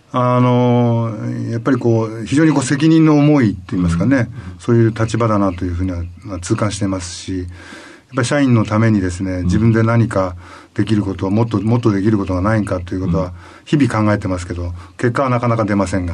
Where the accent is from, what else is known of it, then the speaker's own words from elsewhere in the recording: Toyama, Japan; moved away as an adult; also born or lived in Kyoto; 富山で育ったので